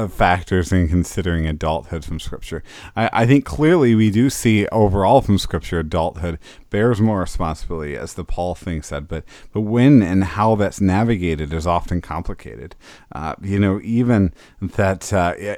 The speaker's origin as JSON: {"language": "English", "region": "Northern Illinois", "country": "United States", "also_born_or_lived": "Georgia", "moved": "as an adult", "said": "I'm from Northern Illinois, and not terribly long after I graduated high school"}